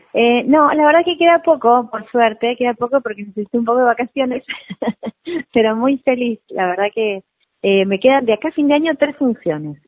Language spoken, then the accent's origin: Spanish; Mar del Plata, Buenos Aires Province, Argentina; moved away; yo soy de Mar de Plata